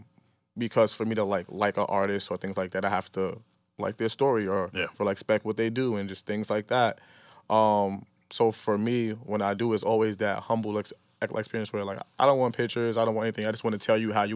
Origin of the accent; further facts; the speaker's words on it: Brooklyn, New York, United States; I grew up in Farragut Projects, downtown Brooklyn, my whole life until I was like 19 years old, you know. But I also grew up in Marcy because my family lived there, my cousin, my aunt, my grandmother.